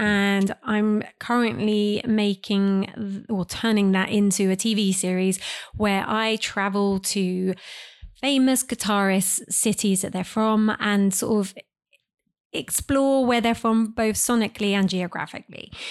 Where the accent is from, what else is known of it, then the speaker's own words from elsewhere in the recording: United Kingdom; I'm British